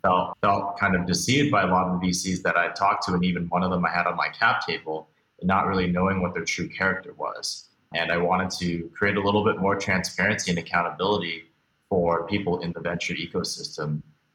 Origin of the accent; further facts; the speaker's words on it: Beijing, China; also born or lived in Hong Kong; now in United States; I was born here in the States, but actually moved around a lot as a kid. Grew up mostly outside of the United States, spending some time in Beijing, Hong Kong, a few other places before I moved back here, mainly to go to college in the United States.